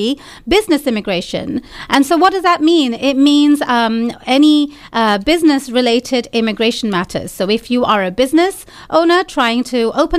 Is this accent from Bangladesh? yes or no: yes; Bangladesh; moved away as an adult; also born or lived in London, United Kingdom; now in United States; I was born in London, UK, and then I lived in Bangladesh for a little while. So my family is from Bangladesh.